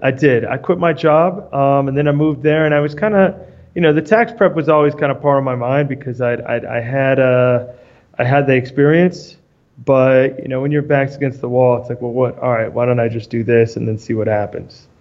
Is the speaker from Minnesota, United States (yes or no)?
no; New York, United States; moved away as an adult; also born or lived in Argentina; I'm from New York originally.